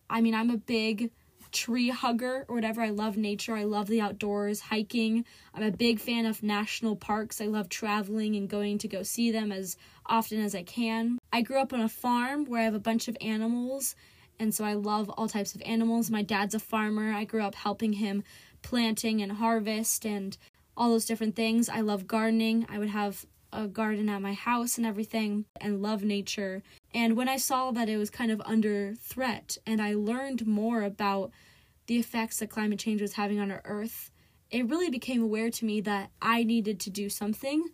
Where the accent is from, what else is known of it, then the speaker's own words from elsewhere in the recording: Marysville, Ohio, United States; I grew up in Marysville, Ohio, which is a growing town about thirty minutes, twenty, thirty minutes away from Columbus, Ohio.